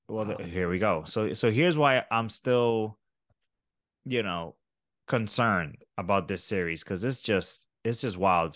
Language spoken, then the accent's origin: English; New York, United States; I'm a New Yorker